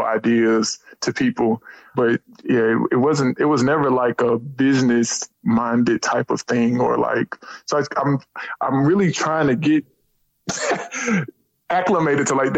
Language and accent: English; Huntsville, Alabama, United States; I'm really originally from Huntsville, Alabama. I grew up in Huntsville.